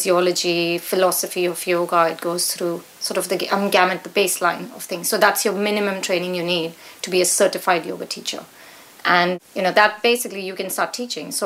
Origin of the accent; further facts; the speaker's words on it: India; moved away as an adult; also born or lived in America; now in Petersfield, United Kingdom; as you can hear from my accent, I grew up in India